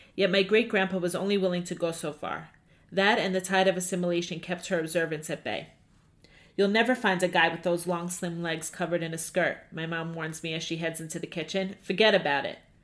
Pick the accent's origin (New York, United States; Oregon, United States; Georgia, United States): New York, United States; Five Towns, Long Island; also born or lived in Hewlett, New York; I grew up in the Five Towns